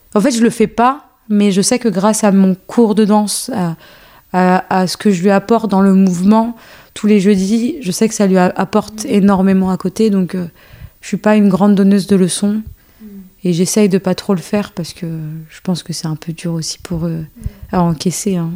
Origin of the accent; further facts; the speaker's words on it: France; also born or lived in Algeria; Je suis née en Algérie et euh, après, je suis arrivée en France à mes deux ans.